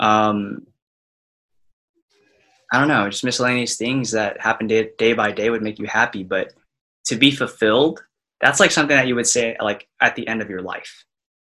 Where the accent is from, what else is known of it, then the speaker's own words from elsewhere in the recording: Austin, Texas, United States; moved away as an adult; also born or lived in Dallas, Texas; I'm from Austin, so I went to UT Dallas, and I was the only person in like my high school friend group that went to UTD